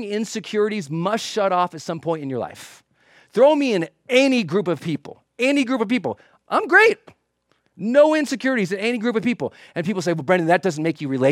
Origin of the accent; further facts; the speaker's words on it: Montana, United States; growing up in Montana